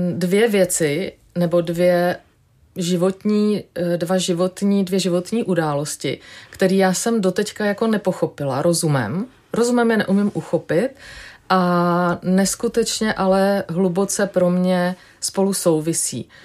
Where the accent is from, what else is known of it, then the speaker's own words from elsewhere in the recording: Vysočina Region, Czechia; also born or lived in Germany; now in Prague, Czechia; já jsem vyrůstala na Vysočině v takové malé vesničce